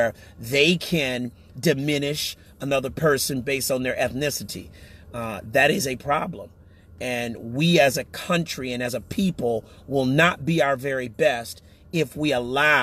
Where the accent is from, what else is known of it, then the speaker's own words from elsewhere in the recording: United States; we as American citizens